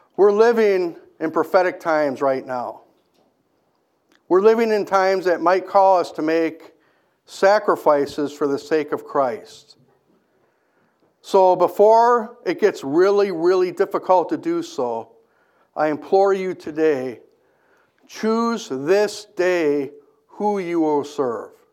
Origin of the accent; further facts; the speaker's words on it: Kenosha, Wisconsin, United States; I grew up in Kenosha